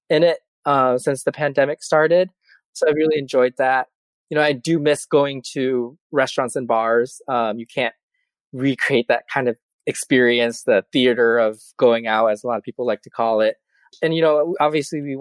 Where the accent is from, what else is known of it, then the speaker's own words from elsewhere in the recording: Twin Cities, Minnesota, United States; moved away as an adult; now in New York, United States; my hometown newspaper in the Twin Cities